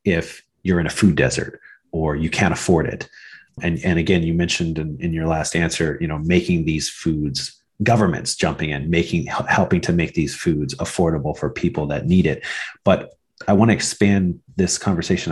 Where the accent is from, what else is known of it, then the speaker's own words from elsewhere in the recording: Midwest, United States; I'm actually American. I'm from the Midwest.